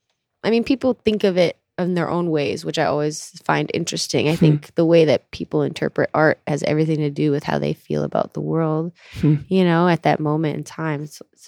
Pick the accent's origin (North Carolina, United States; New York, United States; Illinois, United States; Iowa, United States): Illinois, United States; Gurnee; also born or lived in Minnesota; I was born in Minnesota and I moved to the suburbs of Gurnee when I was like 3 or 4 or something, and then moved to the city in 2008.